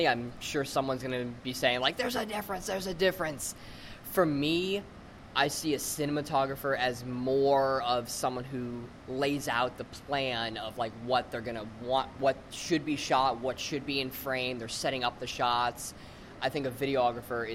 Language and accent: English; Tampa, Florida, United States; moved away as an adult; now in Los Angeles, United States; I'm originally from Tampa, Florida.